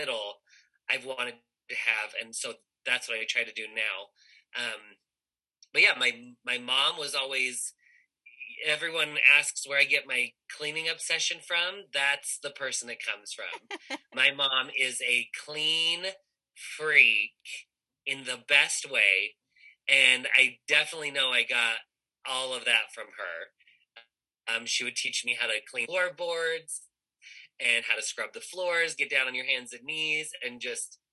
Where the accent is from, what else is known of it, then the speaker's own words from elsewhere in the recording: Utah, United States; I grew up here in Utah